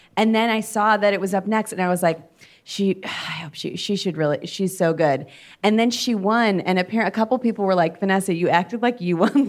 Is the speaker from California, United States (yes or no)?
no; Cleveland, Ohio, United States; we're also both from Cleveland